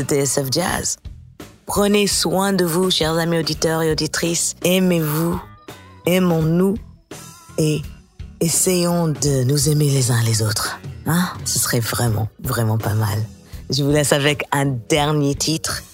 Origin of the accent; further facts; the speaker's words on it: United States; accent: American; also born or lived in New Orleans; mon accent américain revient au galop depuis que je suis à la Nouvelle-Orléans. Ça fait trois mois maintenant que je suis chez ma mère, la Nouvelle-Orléans